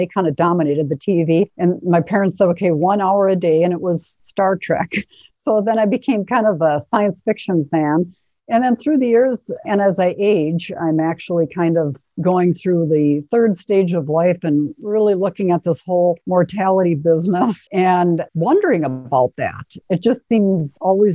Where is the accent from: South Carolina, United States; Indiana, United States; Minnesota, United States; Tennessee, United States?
Minnesota, United States; Fridley; also born or lived in Columbia Heights, Minnesota; We were living in Fridley and dealing with all of the smashed houses. And I was going to kindergarten